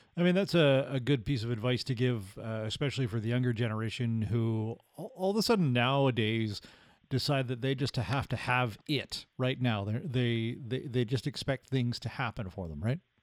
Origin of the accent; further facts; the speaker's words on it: Victoria, British Columbia, Canada; I'm a West Coast guy. I, grew up in Victoria.